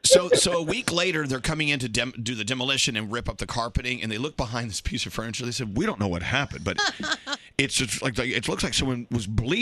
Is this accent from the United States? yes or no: yes; Texas, United States; moved away; I'm from Texas where we didn't have basements.